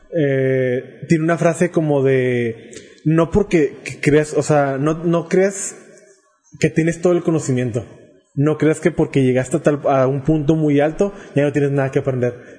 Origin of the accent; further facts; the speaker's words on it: Mexico; somos mexicanos